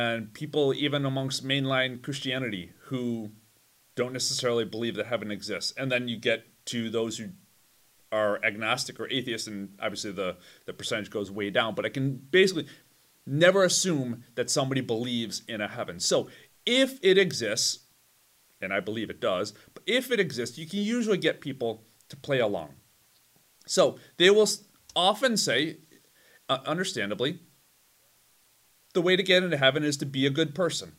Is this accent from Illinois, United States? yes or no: yes; Chicago, Illinois, United States; I'm from Chicago.